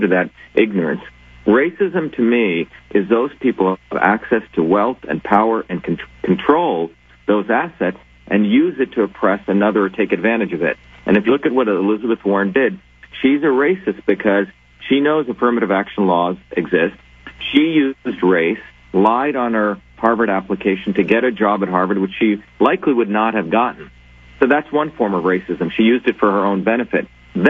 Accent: India; now in United States; Michael, I came from India as a low-caste, dark-skinned Indian, what would be called a deplorable.

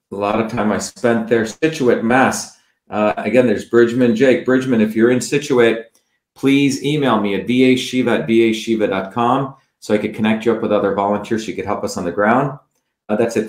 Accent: South India, India; moved away; growing up in India

